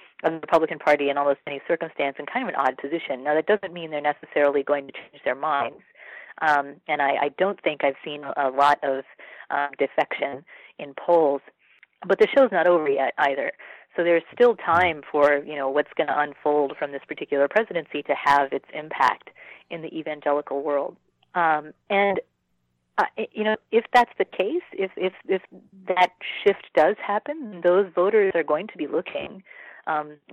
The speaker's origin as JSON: {"language": "English", "region": "Texas", "country": "United States", "tie": "born or raised there", "also_born_or_lived": "East Coast", "moved": "as an adult", "said": "I grew up in Texas"}